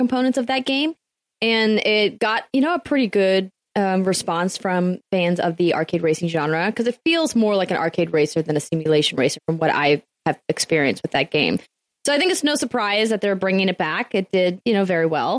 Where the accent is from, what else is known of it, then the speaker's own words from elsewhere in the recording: North Dakota, United States; I'm from North Dakota